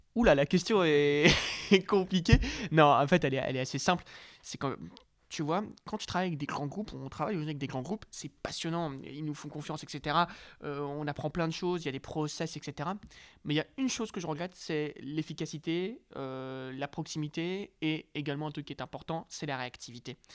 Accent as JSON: {"language": "French", "town": "Lille", "region": "Hauts-de-France", "country": "France", "said": "je viens d'une très belle ville qui s'appelle Lille"}